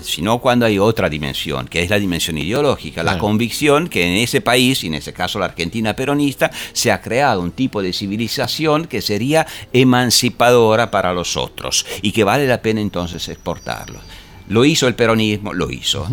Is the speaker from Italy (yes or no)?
yes; Italy; yo vengo de Italia, ah. hemos tenido 20 años de berlusconismo